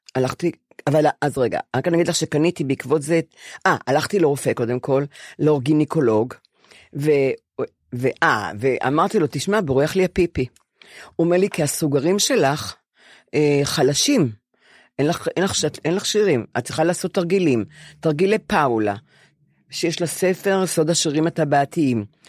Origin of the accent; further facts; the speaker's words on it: Ramat Gan / Bnei Brak, Tel Aviv District, Israel; עברנו לב... לגור עם, עם סבא שלי בבני ברק לשלוש آ- שנים, אה. כי בנו בית ברמת גן